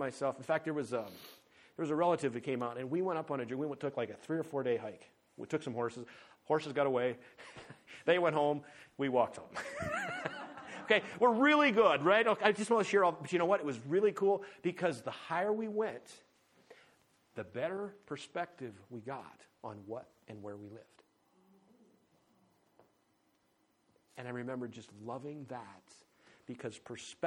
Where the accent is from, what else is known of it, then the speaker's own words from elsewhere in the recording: North Dakota, United States; moved away; also born or lived in Paradise Valley, Montana; growing up in North Dakota, there were not a lot of high places